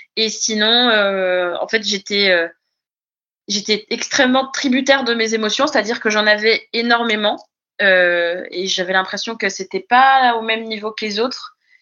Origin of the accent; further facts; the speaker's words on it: Brittany, France; moved away as an adult; also born or lived in Paris; je suis euh, bretonne